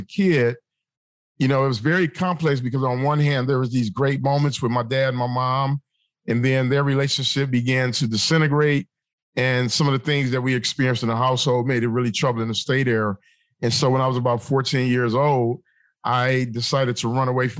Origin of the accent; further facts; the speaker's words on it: Detroit, Michigan, United States; I grew up in the city of Detroit